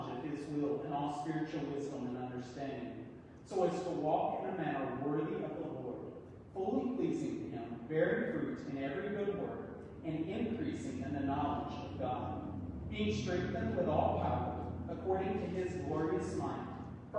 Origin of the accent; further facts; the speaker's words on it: East Tennessee, United States; I'm a true Southern boy. I'm from East Tennessee. We say y'all.